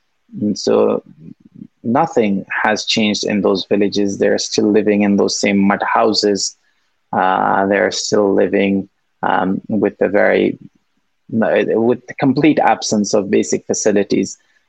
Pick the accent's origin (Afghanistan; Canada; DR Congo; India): Afghanistan; Ambarwan; So my village is called, actually, the Afghanistan has a very weird naming mechanism. So apparently the village is called Ambarwan